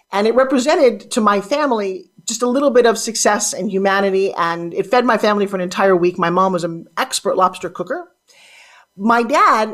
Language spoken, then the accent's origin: English; Long Island, New York, United States; accent: New York; I grew up on Long Island, talking like this